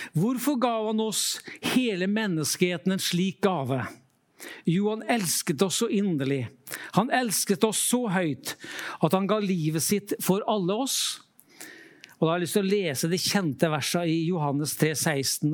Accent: Trøndelag coast, Norway; moved away; also born or lived in Lofoten; Jeg vokste opp ved Trøndelagskysten

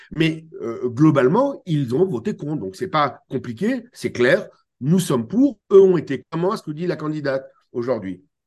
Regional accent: France; Chez nous en France

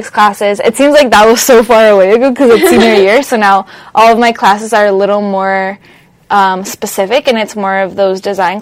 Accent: Miami, Florida, United States; moved away as an adult; also born or lived in Colombia; now in Los Angeles, United States; I'm originally from Colombia, but I grew up in Miami, Florida

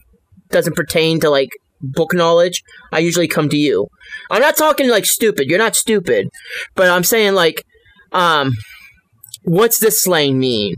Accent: New Jersey, United States; moved away; I was born in Jersey.

